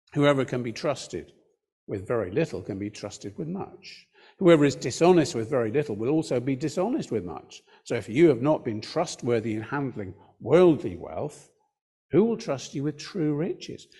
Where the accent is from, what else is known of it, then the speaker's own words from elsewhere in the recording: United Kingdom; we're British